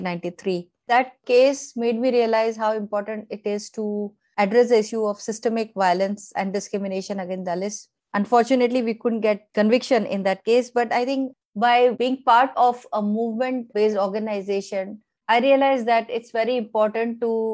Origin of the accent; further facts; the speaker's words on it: Gujarat, India; also born or lived in Uttar Pradesh; my father, who was a government officer, he moved to Gujarat, and that's how we settled down in Gujarat.